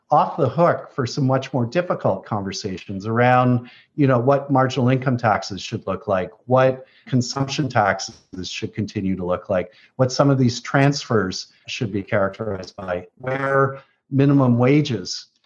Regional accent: Canada; i came back to canada five years ago to have a positive impact in my home country

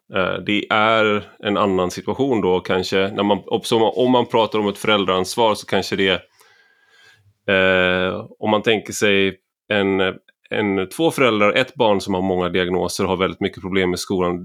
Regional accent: Gothenburg, Västra Götaland, Sweden; när jag växte upp i Göteborg

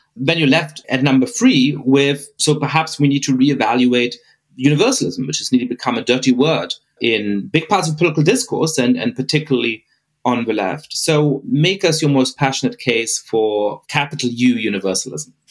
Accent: Bavaria, Germany; moved away; also born or lived in Cambridge, Massachusetts; the way that I was treated by people with the best of intentions growing up in Germany

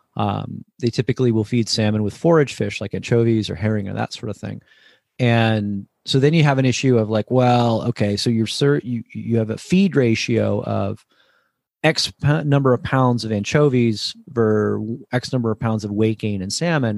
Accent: New Jersey, United States; now in Sacramento, United States; I grew up in New Jersey.

